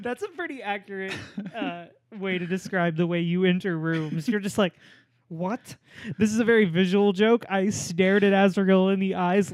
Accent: Norman, Oklahoma, United States; moved away; I'm from Norman, Oklahoma

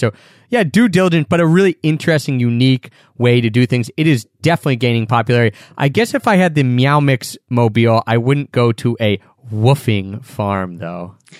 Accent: Philadelphia, Pennsylvania, United States; I'm from Philadelphia.

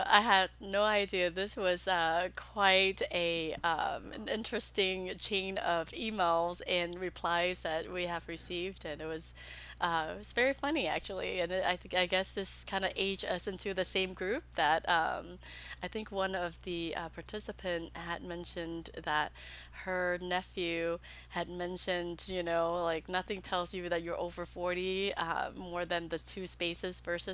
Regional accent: Texas, United States; also born or lived in Vietnam / Pennsylvania; now in Austin, United States; I'm originally from Vietnam. Okay. And so yeah, but I grew up in Texas.

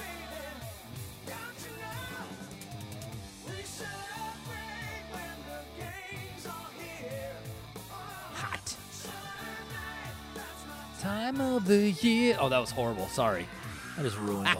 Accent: Olympia, Washington, United States; I'm from Washington. I'm from, you know, Olympia, Washington, a little city right there in the center.

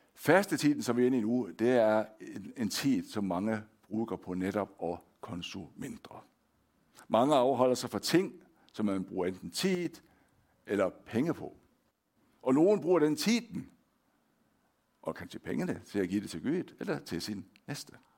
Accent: Denmark; accent: Danish; moved away as an adult; now in Hånes, Norway; jeg er født og opvokset i Danmark

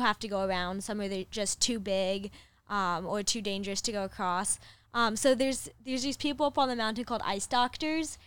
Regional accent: Chicago, Illinois, United States; moved away as an adult; also born or lived in Upper Peninsula, Michigan; now in Los Angeles, United States; I lived in Chicago area

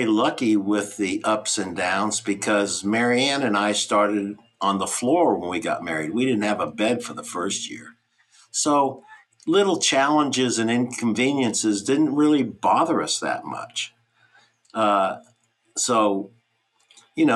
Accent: Texas, United States; moved away as an adult; also born or lived in Rhode Island; I moved from Texas to Rhode Island

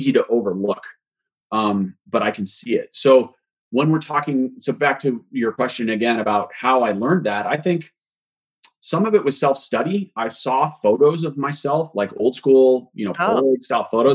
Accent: Boulder, Colorado, United States; I grew up in Boulder

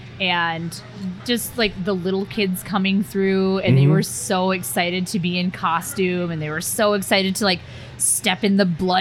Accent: Muskegon, Michigan, United States; now in South Dakota, United States; I grew up in Muskegon, Michigan.

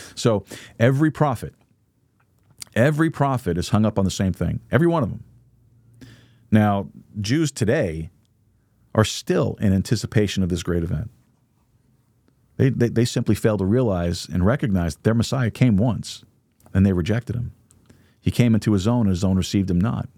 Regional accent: United States; As an American

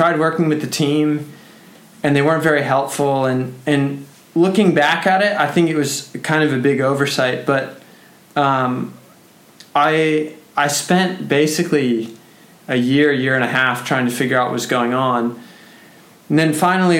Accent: United States; as an American rider

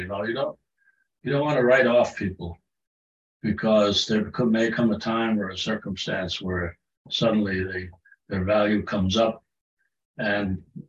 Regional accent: Germany; born there; also born or lived in United Kingdom; Well, I was born in Germany.

